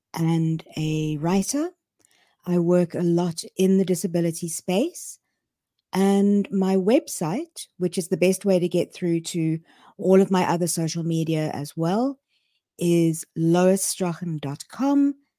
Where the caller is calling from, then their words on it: Cape Town, Western Cape, South Africa; I am dialing in from Cape Town in South Africa.